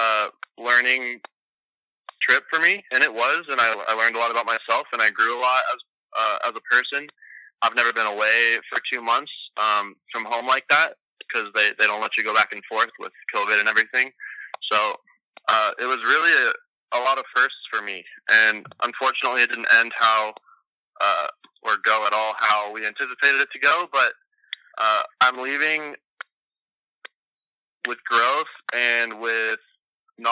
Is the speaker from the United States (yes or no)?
yes; Los Angeles, California, United States; I'm from Los Angeles, California